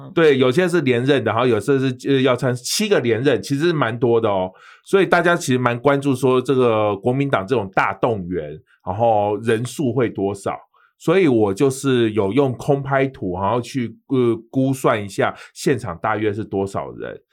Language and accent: Chinese; Taiwan; 我们台湾人就是很客套